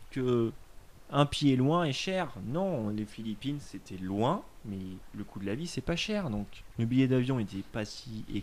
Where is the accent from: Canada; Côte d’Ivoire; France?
France; Tu dis je suis français avec un bon accent et puis ça passe quoi.